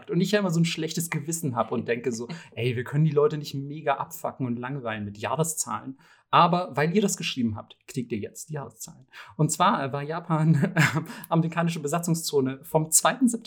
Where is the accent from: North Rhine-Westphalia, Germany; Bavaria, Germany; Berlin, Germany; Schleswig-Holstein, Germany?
Bavaria, Germany; kann ich als Bayer natürlich sehr gut relaten.